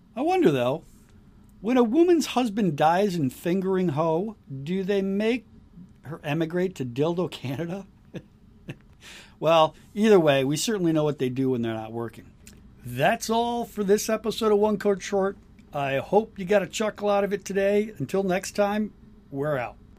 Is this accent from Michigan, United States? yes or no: yes; Michigan, United States; I'm from Michigan